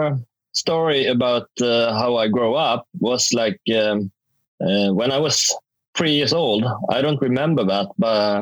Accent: Sweden; also born or lived in South Korea; my hometown, a small hometown in Sweden

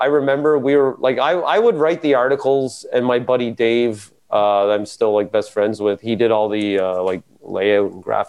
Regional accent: Metcalf, Ontario, Canada; also born or lived in Winchester, Ontario; I was born in, 1975 on a windy day, in Metcalf, Ontario. Well, I wasn't born in Metcalf. I was born in Winchester, because Metcalf doesn't Metcalf doesn't have a hospital.

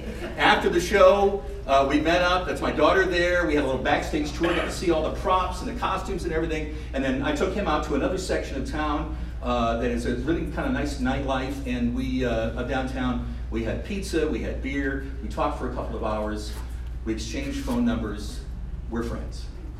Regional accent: Ohio, United States; moved away as an adult; now in Fresno, United States; I moved here, to the city 5 years ago, fell in love with it. It's very much like my hometown back in Ohio.

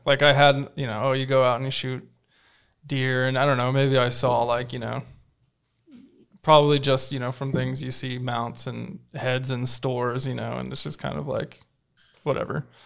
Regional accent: California, United States; moved away; growing up in California

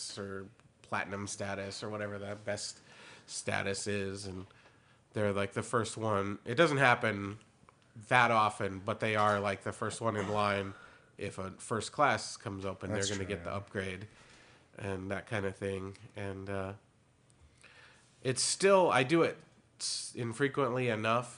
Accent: Elgin, Illinois, United States; I was originally born in Elgin

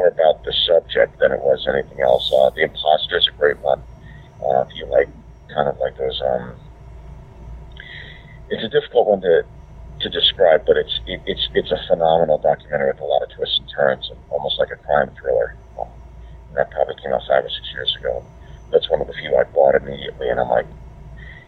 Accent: Pittsburgh, Pennsylvania, United States; born or raised there; moved away; also born or lived in New Jersey

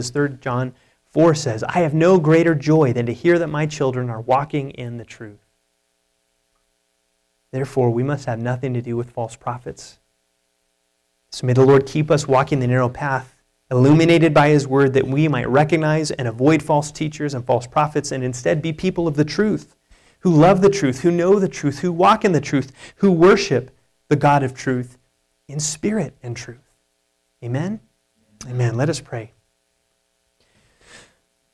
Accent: United States; as American evangelicals

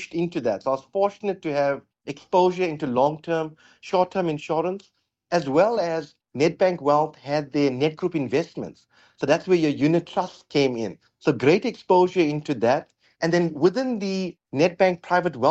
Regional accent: Durban, KwaZulu-Natal, South Africa; moved away as an adult; also born or lived in Johannesburg; I was born and bred in Durban, did all my studying in Durban, moved to Johannesburg for the last 20 years

